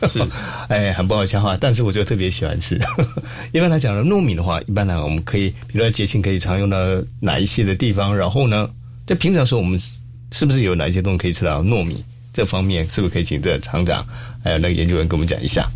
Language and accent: Chinese; Xiluo, Yunlin County, Taiwan; 我家乡是在西罗